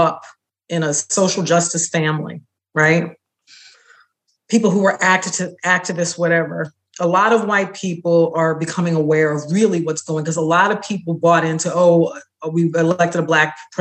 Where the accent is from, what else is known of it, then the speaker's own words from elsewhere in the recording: New York City, New York, United States; I was growing up in New York City, I was born in 1960